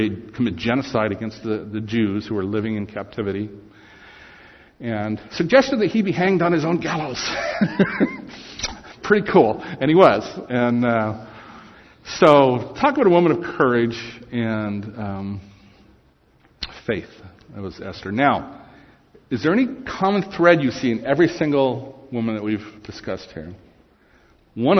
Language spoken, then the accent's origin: English; Santa Monica, California, United States; I was born in Santa Monica, California.